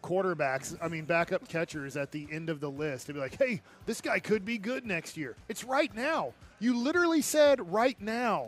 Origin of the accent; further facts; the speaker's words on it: Duncanville, Texas, United States; I grew up in Duncanville